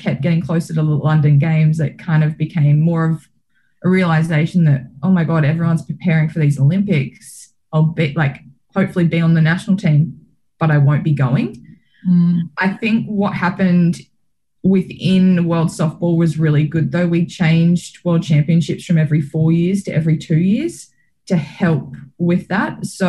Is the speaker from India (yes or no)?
no; Australia; the camaraderie you get from being an Australian and being able to see all the other teams and other athletes achieve success as well.